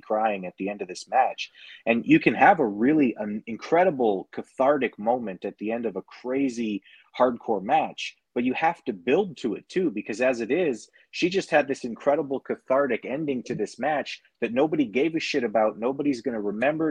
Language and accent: English; Canada; being the Canadian guy